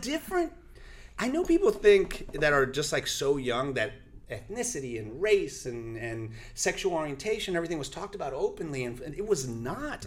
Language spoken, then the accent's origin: English; Central Florida, United States; first language Spanish; English is a second language; also born or lived in New York; We only spoke Spanish. It was 1986 in Florida